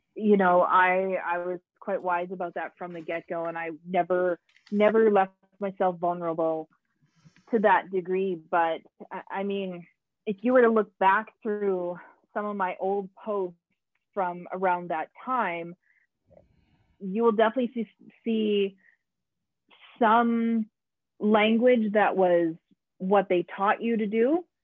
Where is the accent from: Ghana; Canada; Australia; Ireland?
Canada; i'm canadian